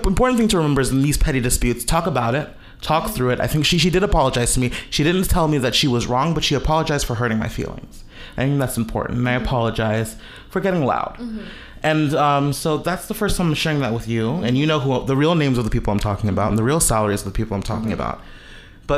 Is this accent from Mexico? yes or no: no; Jamaica; I'm Jamaican Chinese